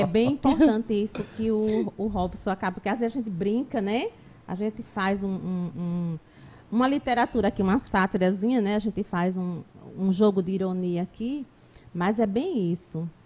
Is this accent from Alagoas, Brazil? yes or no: yes; Taquarana, Alagoas, Brazil; now in Arapiraca, Brazil; eu não sou de Arapiraca, sou de uma outra, outra cidade aqui próxima, Taquarana, nasci lá, depois eu vim morar aqui